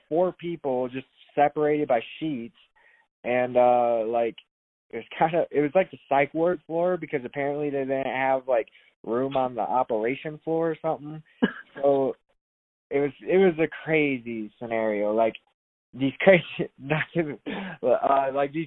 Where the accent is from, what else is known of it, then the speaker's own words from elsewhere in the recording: Sterling, Illinois, United States; moved away; I'm from Illinois, a small town called Sterling